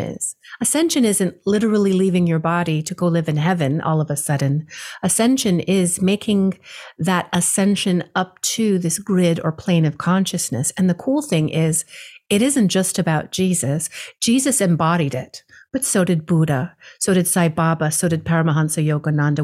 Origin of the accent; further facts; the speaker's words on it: Hawaii, United States; I was born and raised in Hawaii, my father as well.